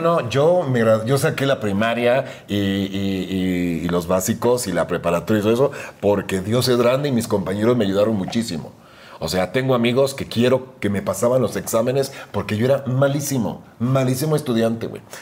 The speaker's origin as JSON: {"language": "Spanish", "town": "Guatemala City", "region": "Guatemala Department", "country": "Guatemala", "tie": "born or raised there", "also_born_or_lived": "Miami", "moved": "as an adult", "lives_now": "Mexico", "said": "Ciudad de Guatemala, alguna gente piensa que nací en Antigua. No, Ciudad de Guatemala, que es la capital."}